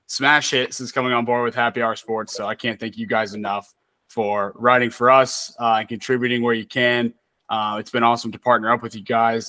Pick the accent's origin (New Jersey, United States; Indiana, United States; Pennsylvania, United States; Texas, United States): Indiana, United States; South Bend; moved away; also born or lived in South Carolina; I was born in South Bend, Indiana, so I grew up a Notre Dame fan.